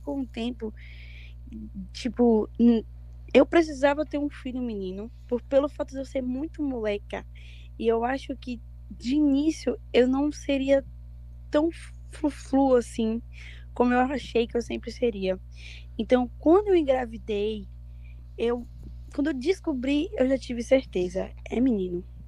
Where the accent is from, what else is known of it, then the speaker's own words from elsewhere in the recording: Barreiras, Bahia, Brazil; Eu, eu sou do interior de Barreiras